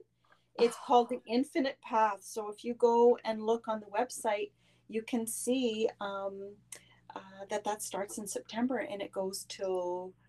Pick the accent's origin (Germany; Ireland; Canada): Canada; Quebec; I was brought up in Quebec